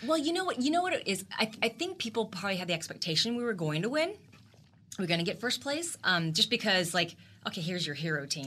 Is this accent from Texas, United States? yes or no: yes; Texas, United States; the only Asian American actress from Texas.